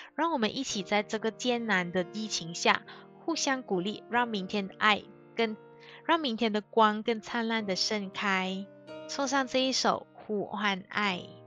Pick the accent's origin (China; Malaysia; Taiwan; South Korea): Malaysia; 我是马来西亚人